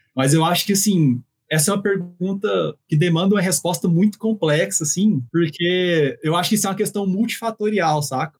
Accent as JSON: {"language": "Portuguese", "town": "Goiânia", "region": "Goiás", "country": "Brazil", "said": "sou goiano de Goiânia"}